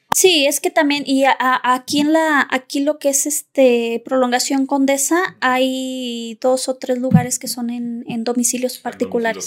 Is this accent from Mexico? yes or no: yes; Zacatecas, Mexico; yo soy originaria de Zacatecas